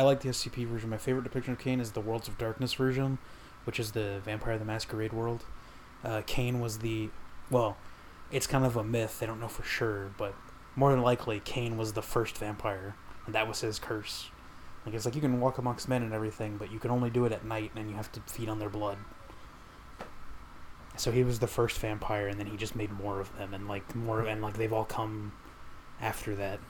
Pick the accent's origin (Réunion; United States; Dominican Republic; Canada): Dominican Republic; I'm Dominican, you're Puerto Rican.